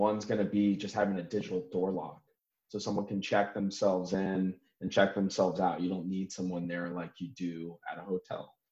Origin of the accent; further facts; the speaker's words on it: California, United States; moved away as an adult; now in Florianopolis, Brazil; I'm from California originally